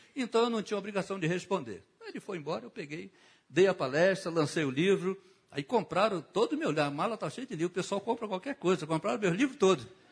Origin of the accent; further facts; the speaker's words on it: Rio de Janeiro, Brazil; eu fui criado em Bangu